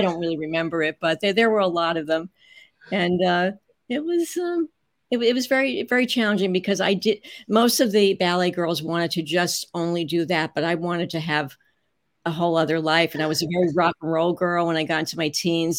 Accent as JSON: {"language": "English", "town": "Newark", "region": "New Jersey", "country": "United States", "tie": "born or raised there", "said": "I grew up in New Jersey, Newark, New Jersey, mostly"}